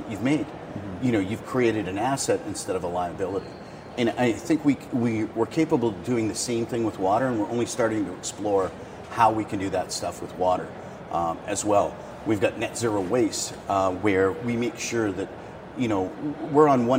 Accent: Las Vegas, Nevada, United States; I'm from Las Vegas.

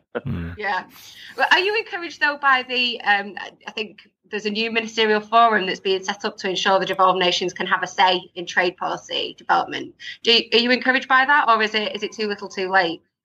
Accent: England, United Kingdom; as the lone Anglo Saxon here, it's my duty to represent the English

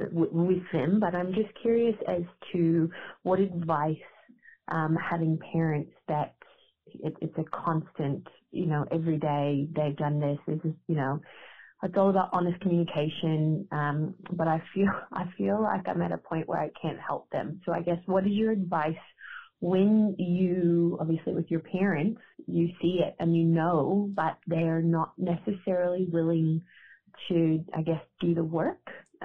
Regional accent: United States; now in Geelong, Australia; I'm calling from Geelong, Australia, in Victoria. I am from America, but I've lived in Australia for 15 years.

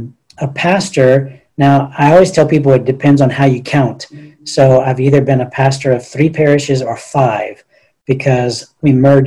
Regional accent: Diocese of Beaumont, Texas, United States; moved away as an adult; now in Houston, United States; I'm originally from the Diocese of Beaumont, but I came to Houston to go to college at the University of Houston

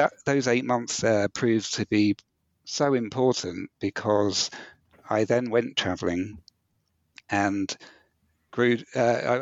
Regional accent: New Forest, South East England, United Kingdom; also born or lived in Bournemouth / Southampton; Bournemouth, which is essentially my hometown. I grew up in the New Forest, but that was the biggest town nearby.

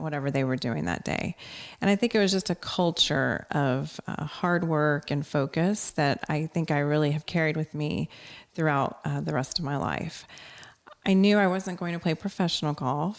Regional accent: Corpus Christi, Texas, United States; I grew up in Corpus Christi, Texas, and my parents were teachers

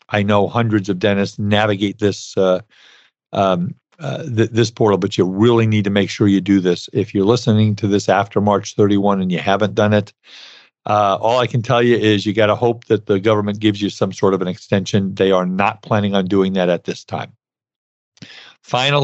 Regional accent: Brooklyn, New York, United States; I grew up in Brooklyn, and Brooklyn, New York

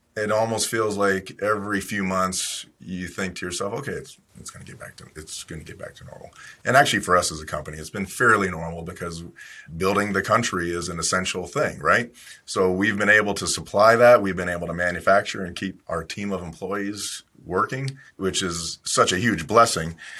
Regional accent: Ohio, United States; I grew up in Ohio

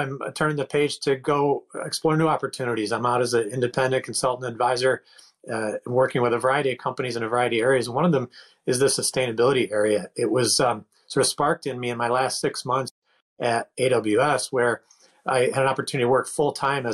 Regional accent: Northeast of the United States, United States; moved away as an adult; also born or lived in Pittsburgh, Pennsylvania / Washington, D.C. / Seattle area; I grew up in the Northeast of the United States.

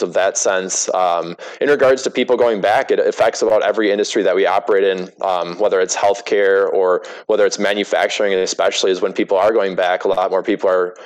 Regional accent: Wisconsin, United States; I grew up in Wisconsin

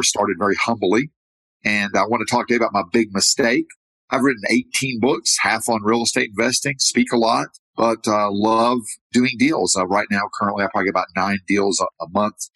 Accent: United States; now in Medellin, Colombia; I'm American

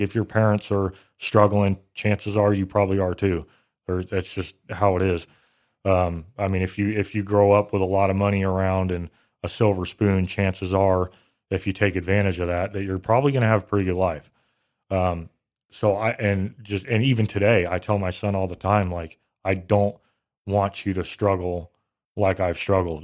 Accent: Bay Area, California, United States; I grew up in the Bay Area, California

